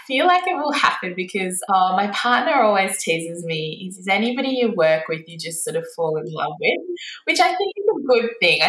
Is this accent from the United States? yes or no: no; India; Being Indian, I grew up watching cricket.